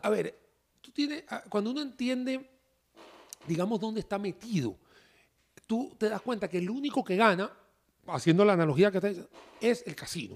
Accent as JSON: {"language": "Spanish", "country": "Venezuela", "tie": "born or raised there", "moved": "yes", "said": "soy venezolano de nacimiento."}